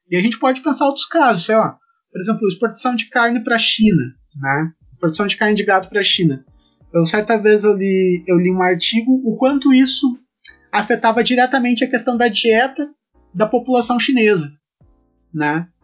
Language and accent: Portuguese; Sapucaia do Sul, Rio Grande do Sul, Brazil; also born or lived in Erechim; eu sou natural de Sapucaí do Sul e eu só saí de, de Sapucaí pra ir morar em Erechim fazer minha graduação e acabei voltando posteriormente